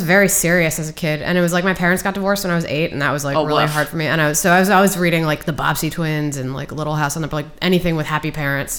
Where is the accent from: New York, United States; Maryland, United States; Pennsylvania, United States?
Maryland, United States; Takoma Park; Tacoma Park, Maryland.